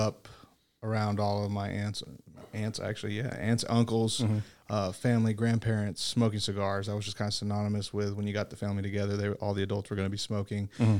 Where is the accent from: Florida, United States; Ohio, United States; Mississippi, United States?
Florida, United States; accent: North Florida; now in Little Rock, United States; North Florida. Okay. Apparently, I have a very distinct North Florida accent.